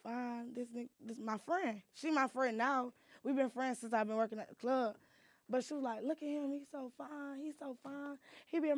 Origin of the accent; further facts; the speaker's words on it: Atlanta, Georgia, United States; I grew up on the South Side.